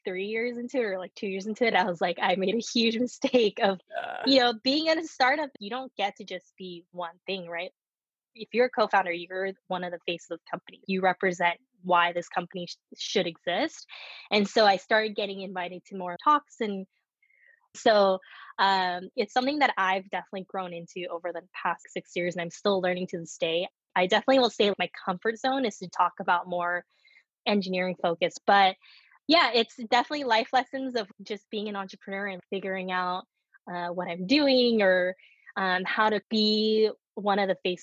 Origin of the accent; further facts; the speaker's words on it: United States; first language Korean; English is a second language; also born or lived in Korea; I was born in the US